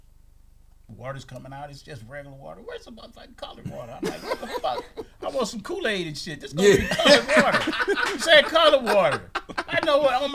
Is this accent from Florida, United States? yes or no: yes; Kissimmee, Florida, United States; I grew up in Kissimmee, saw cows and horses and shit.